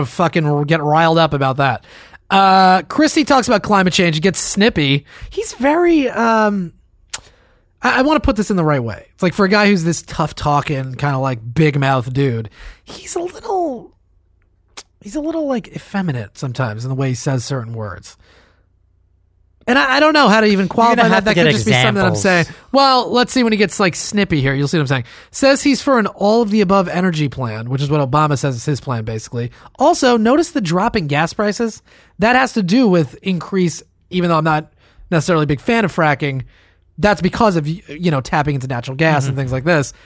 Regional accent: New Jersey, United States; I'm from New Jersey

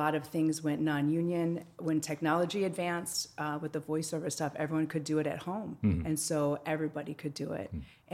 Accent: Wisconsin, United States; moved away as an adult; also born or lived in Chicago, United States; now in Los Angeles, United States; I'm originally from Wisconsin, a small town in southern Wisconsin.

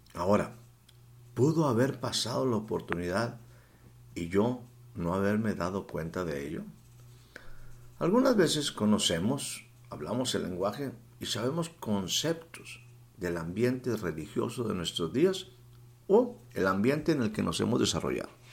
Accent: Mexico; estaba aquí en mi país, en la sierra de Puebla

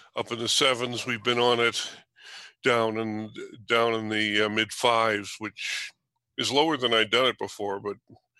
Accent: New York City, New York, United States; I was born in New York City

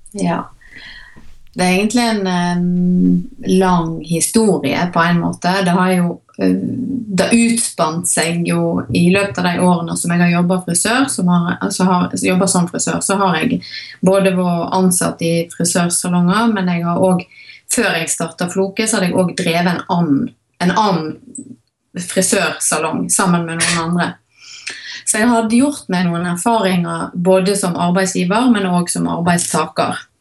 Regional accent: Hardanger, Vestland, Norway; now in Voss, Norway; jeg er opprinnelig fra Hardanger

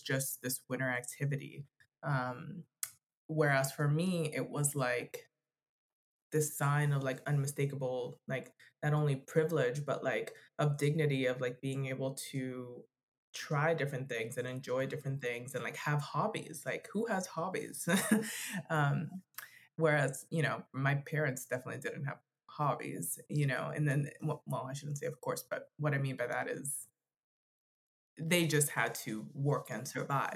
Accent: Florida, United States; now in Denver, United States; we're from from Florida

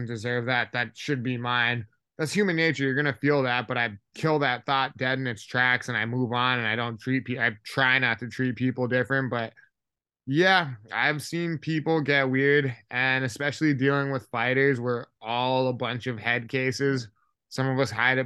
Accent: Hawaii, United States; I'm actually from Hawaii, so kids out there get into a lot of street fights

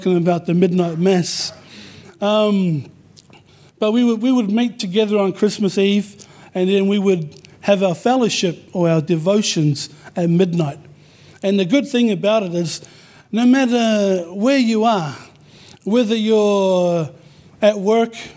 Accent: New Zealand; now in Perth, Australia; We're Samoans born in New Zealand, but living in Australia. And so growing up in New Zealand, we grew up with the principles

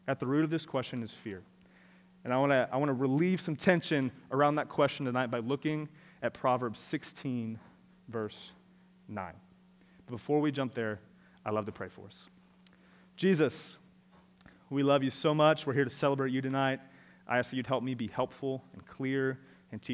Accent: Orlando, Florida, United States; I am from Orlando

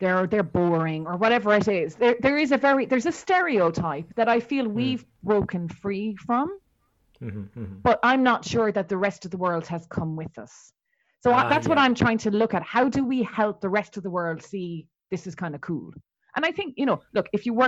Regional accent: Ireland; we're both Irish.

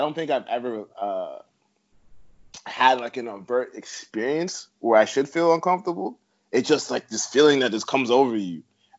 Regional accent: Brampton, Ontario, Canada; also born or lived in Toronto; growing up in Brampton and Toronto, I thought like everywhere else was as multicultural as this pocket.

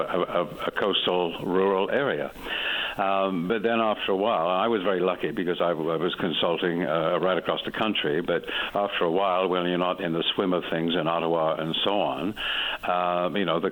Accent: England, United Kingdom; also born or lived in Canada; now in Newfoundland, Canada; originally I'm from England, but I've been living in Canada for, God knows, 55 years or something like that. But I've been living in Newfoundland, more to the point, for 30 years.

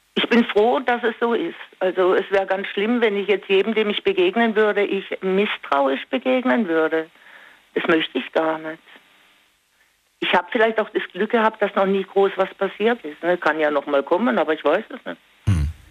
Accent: Singen, Baden-Württemberg, Germany; moved away; Ich komme ursprünglich aus Singen

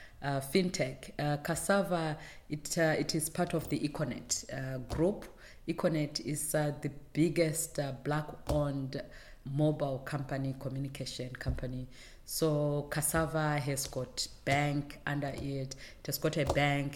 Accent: Zimbabwe; moved away as an adult; also born or lived in United Kingdom; Zimbabwean-born, Pan-African, and very global. I grew up in Zimbabwe, went to school in Zimbabwe

